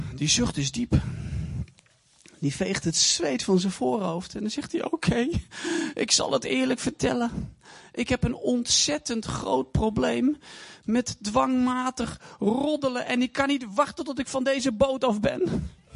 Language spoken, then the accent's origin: Dutch; Deventer, Overijssel, Netherlands; Ik kom uit Deventer.